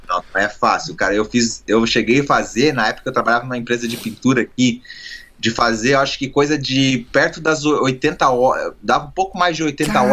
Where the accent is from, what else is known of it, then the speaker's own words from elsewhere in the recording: Joinville, Santa Catarina, Brazil; now in United States; eu sou de Joinville e Santa Catarina